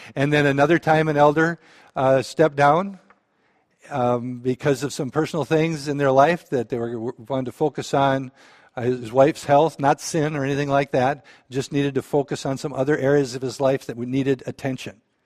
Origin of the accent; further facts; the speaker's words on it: Balaton, Minnesota, United States; I grew up in Balaton